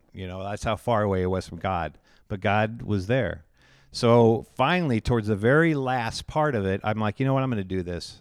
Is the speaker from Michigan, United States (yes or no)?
no; Indianola, Iowa, United States; also born or lived in Texas; now in Pella, United States; I grew up in Indianola, Iowa